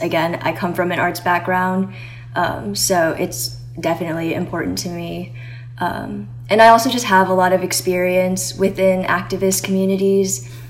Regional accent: Minneapolis, Minnesota, United States; I am from Minneapolis

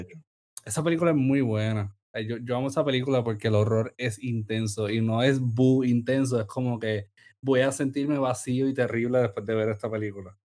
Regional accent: Sabana Grande, Puerto Rico; yo me identifico como sabaneño

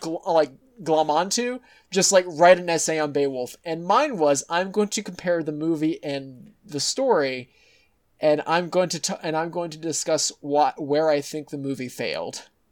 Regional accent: Texas, United States; as a Texan

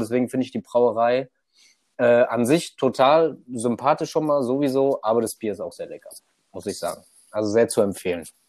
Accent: near Frankfurt, Hesse, Germany; komme aus der Nähe von Frankfurt

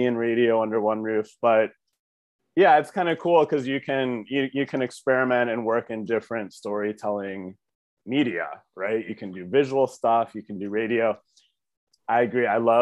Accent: Brecksville, Ohio, United States; also born or lived in New York City; I'm from Cleveland, the suburbs. I grew up in Brecksville

